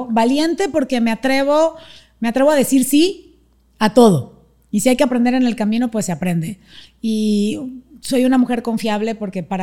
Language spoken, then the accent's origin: Spanish; Panama; born there; Nací en Panamá.